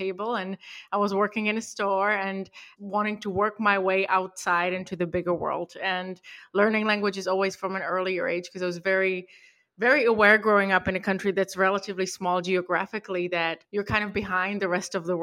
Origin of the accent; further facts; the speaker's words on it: Prague, Czechia; also born or lived in Europe / United Kingdom; now in Santa Monica, United States; I was born and raised in Prague in the Czech Republic in the 90s